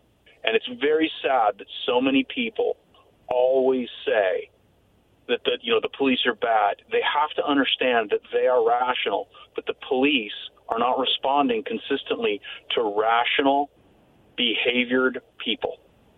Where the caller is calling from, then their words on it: Yakima, Washington, United States; from Yakima.